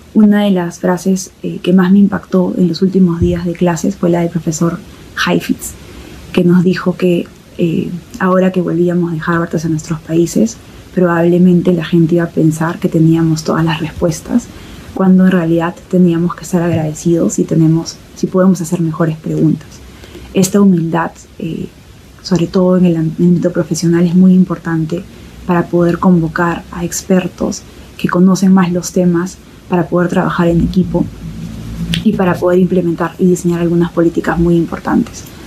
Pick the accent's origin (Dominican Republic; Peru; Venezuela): Peru; first language Spanish; Han pasado seis años desde que me gradué del de MPAID y volví a Perú